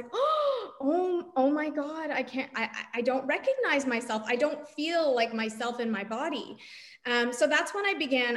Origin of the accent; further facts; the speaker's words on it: Toronto, Ontario, Canada; I grew up in Toronto, Canada